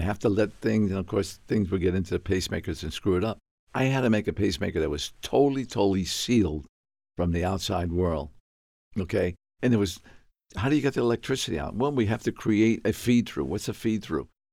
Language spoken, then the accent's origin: English; New York, United States; moved away; also born or lived in Plymouth; I was born in New York. Um, I grew up in the South Bronx